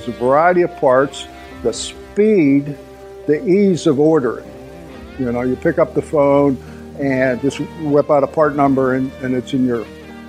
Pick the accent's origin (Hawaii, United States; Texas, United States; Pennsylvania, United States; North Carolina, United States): Pennsylvania, United States; Tarentum; I'm from Tarentum, Pennsylvania, and I'm a Dennis Kirk garage builder.